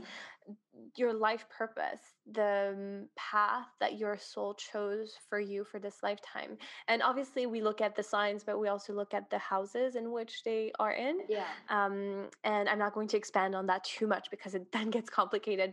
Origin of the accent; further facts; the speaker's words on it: Switzerland; moved away as an adult; now in Dubai, United Arab Emirates; I am originally from Switzerland and have been living in Dubai for two years now